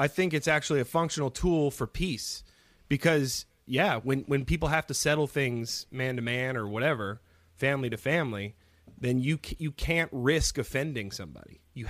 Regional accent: Linden, United States; We had this in my hometown of Linden. It was like a cow town, right?

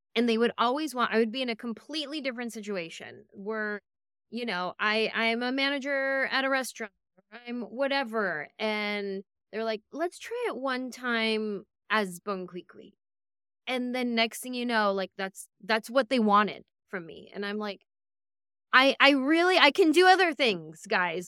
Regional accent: San Jose, California, United States; I grew up in San Jose

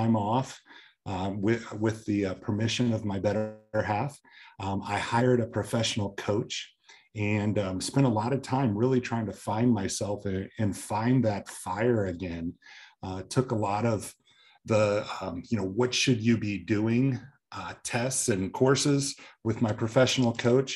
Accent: Northeast Ohio near Akron, United States; I grew up in Northeast Ohio near Akron

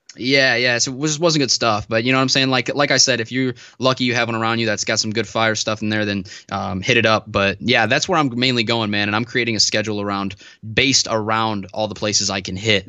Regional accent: Northwest Indiana, United States; I'm from Northwest Indiana. So I'm, like, forty-five minutes away from Chicago

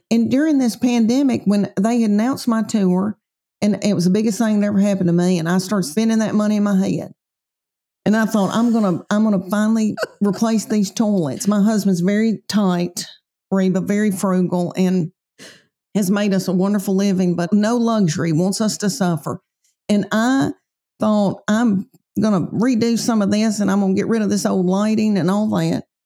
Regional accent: right outside of Nashville, Tennessee, United States; I was raised right outside of Nashville.

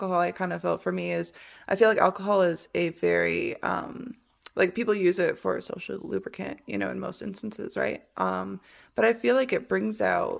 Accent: Michigan, United States; also born or lived in Washington; now in Las Vegas, United States; growing up in Michigan.

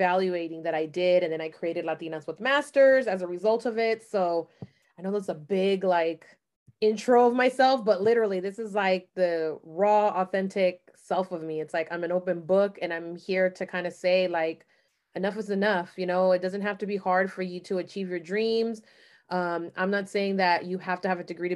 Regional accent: San Francisco, California, United States; I'm actually born and raised in San Francisco Bay Area

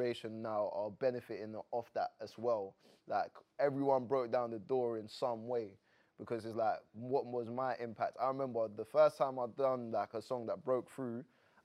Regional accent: Croydon, London, United Kingdom; I'm from South London, Croydon

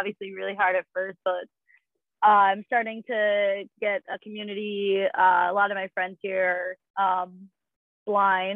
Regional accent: Minneapolis, Minnesota, United States; I am from Minneapolis, Minnesota. Grew up with 10 siblings.

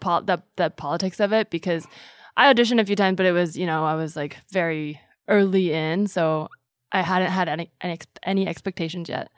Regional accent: Palo Alto, California, United States; I grew up mm-hmm. in the Bay

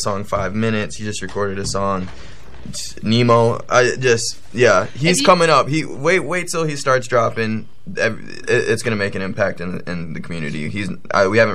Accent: Detroit, Michigan, United States; also born or lived in Hawaii; now in Sarasota, United States; I grew up over there since I was young. I lived in, you know, I grew up in Southwest, grew up in Dearborn, Downriver area, Melvindale.

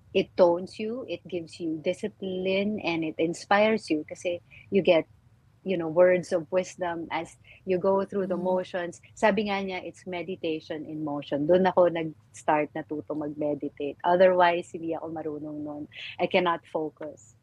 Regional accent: Marikina, Metro Manila, Philippines; moved away; also born or lived in Baguio; I grew up in Marikina

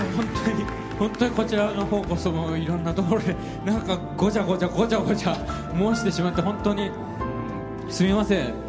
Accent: Okayama, Japan; accent: Okayama dialect; moved away as an adult; 岡山で生まれ育ってずっと岡山弁を喋ってきてさ

